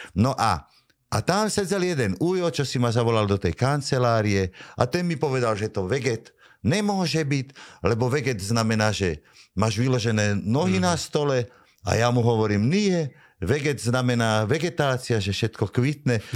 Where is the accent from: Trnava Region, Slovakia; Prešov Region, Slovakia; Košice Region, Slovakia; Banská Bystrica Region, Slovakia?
Trnava Region, Slovakia; Vrbové; som z Vrbového a vtedy to bol okres Trnava